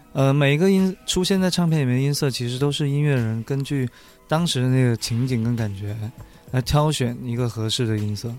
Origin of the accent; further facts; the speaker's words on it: Liuzhou, Guangxi, China; 它其实是我们柳州话里面的一个俚语